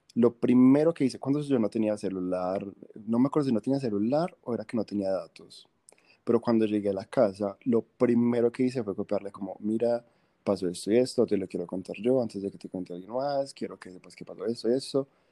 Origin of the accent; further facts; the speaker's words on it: Medellín, Antioquia, Colombia; somos de Medellín